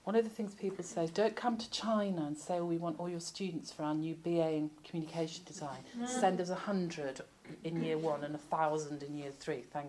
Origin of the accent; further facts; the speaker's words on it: Rochdale, North West England, United Kingdom; I was brought up and lived in Rochdale